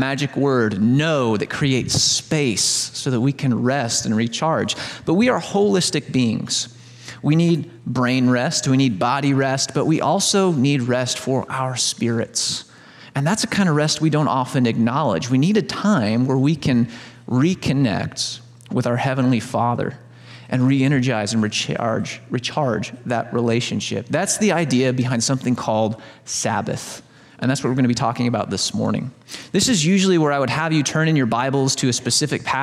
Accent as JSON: {"language": "English", "region": "Southern Illinois", "country": "United States", "tie": "born or raised there", "said": "I grew up in Southern Illinois"}